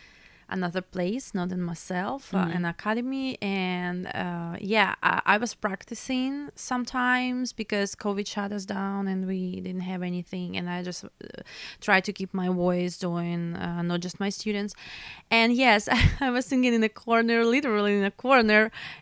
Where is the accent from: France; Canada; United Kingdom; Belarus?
Belarus; English is a second language; Because I'm from Europe, Belarus, and I used to work all over Europe.